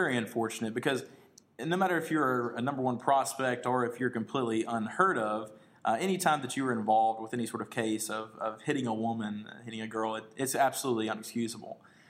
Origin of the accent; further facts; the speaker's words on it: Starkville, Mississippi, United States; here from the Stingray and Tuck Show. I am actually from Starkville, Mississippi